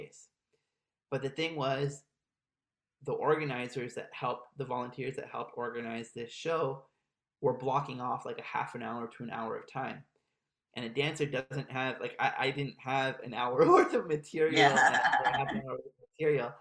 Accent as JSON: {"language": "English", "region": "Maryland", "country": "United States", "tie": "born or raised there", "also_born_or_lived": "Montreal, Canada", "moved": "as an adult", "said": "I grew up in Maryland"}